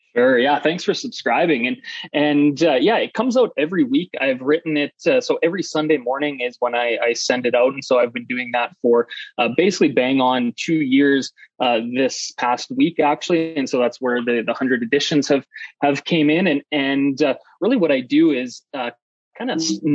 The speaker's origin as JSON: {"language": "English", "region": "Saskatchewan", "country": "Canada", "moved": "yes", "lives_now": "Calgary, Canada", "said": "I'm Canadian. I'm from uh, Saskatchewan, Canada originally. I now live in, in Calgary, Alberta"}